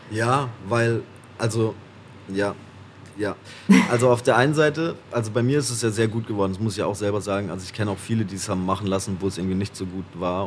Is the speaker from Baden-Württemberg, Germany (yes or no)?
yes; Haslach im Kinzigtal, Baden-Württemberg, Germany; Wirklich komme ich aus Hassler im Kinzigtal äh, im schönen Schwarzwald äh, in Baden-Württemberg aus Deutschland